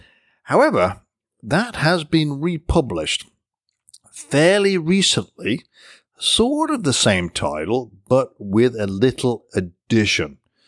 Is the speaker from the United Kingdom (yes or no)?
yes; England, United Kingdom; now in United States; I was born and raised in England, although I've been living in the United States for many, many years now. So my accent is pretty much diluted